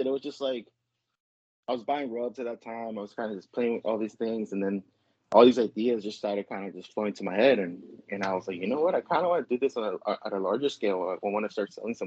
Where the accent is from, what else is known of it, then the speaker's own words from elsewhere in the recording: Los Angeles, California, United States; I'm actually born and raised from LA. I've pretty much lived around the same area my whole life